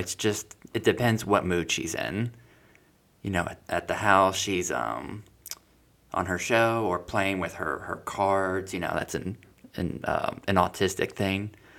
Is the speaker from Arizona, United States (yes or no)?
no; Hawaii, United States; also born or lived in Florida; So I was born in Florida, and then Jordan was actually born in Chicago. So we were born in different cities, a few years apart. And then eventually, after my mom finished law school in Chicago, she moved us to Hawaii, and we stayed there a good 8 years.